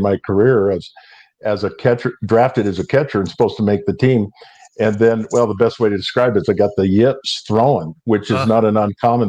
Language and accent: English; Oregon, United States; moved away; Growing up in Oregon